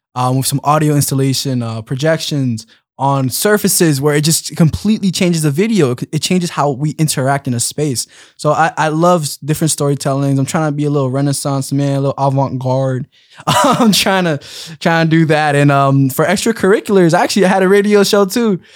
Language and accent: English; Philadelphia, Pennsylvania, United States; I'm from Philly